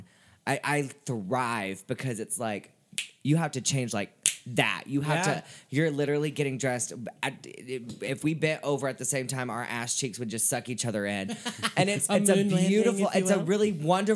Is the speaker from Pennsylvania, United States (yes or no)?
no; Nashville, Tennessee, United States; I'm born and raised in Nashville.